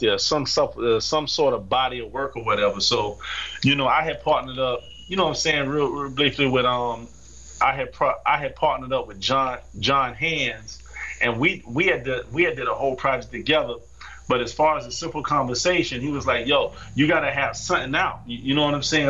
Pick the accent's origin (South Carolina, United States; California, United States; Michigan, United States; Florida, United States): Florida, United States; now in Florence; I'm from Florida, but I'm living in Florence right now.